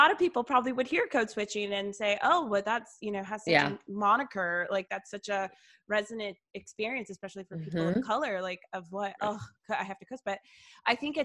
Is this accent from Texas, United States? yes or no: no; Atlanta, Georgia, United States; I grew up here in Atlanta, woman of color